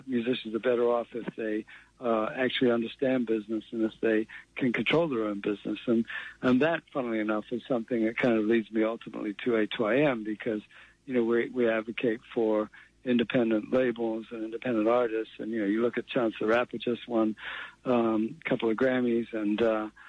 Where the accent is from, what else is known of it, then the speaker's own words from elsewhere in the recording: New Zealand; moved away as an adult; also born or lived in England / Boston, United States / United Kingdom; I was born in England. I grew up in New Zealand. We emigrated to New Zealand when I was 9.